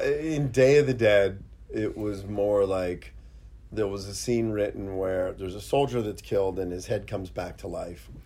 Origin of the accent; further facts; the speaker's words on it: Pittsburgh, Pennsylvania, United States; I grew up in Pittsburgh.